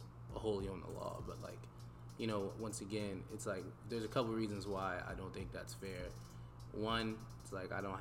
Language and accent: English; Voorhees, New Jersey, United States; also born or lived in Camden, New Jersey / Sicklerville, New Jersey; I'm from South Jersey, right across the bridge from Philly